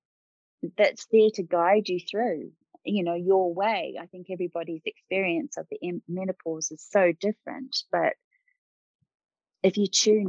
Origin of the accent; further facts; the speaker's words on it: New Zealand; I grew up in New Zealand